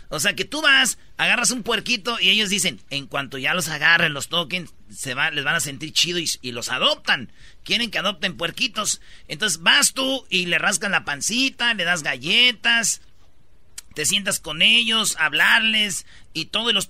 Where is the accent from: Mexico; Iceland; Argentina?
Mexico; Michoacán; somos de Michoacán